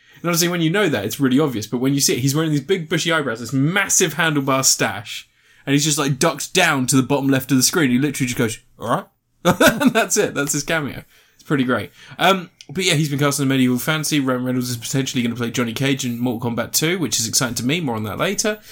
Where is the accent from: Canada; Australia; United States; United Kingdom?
United Kingdom; we are British